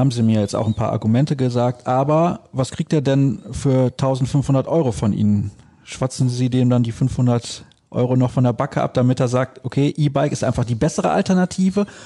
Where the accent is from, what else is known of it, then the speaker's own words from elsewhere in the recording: Solingen, North Rhine-Westphalia, Germany; Ich komme aus Solingen, das kann ich ja hier offen sagen. Solingen ist eine Stadt, da geht es nur hoch und runter.